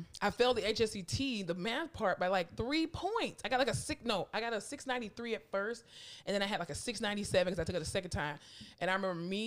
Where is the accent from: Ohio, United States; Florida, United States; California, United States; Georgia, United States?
Florida, United States; moved away as an adult; now in Texas, United States; I'm from Florida